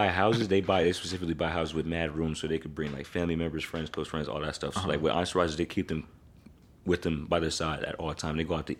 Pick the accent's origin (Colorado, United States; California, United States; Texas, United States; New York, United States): New York, United States; Rochester; How is it going to look if I'm from Rochester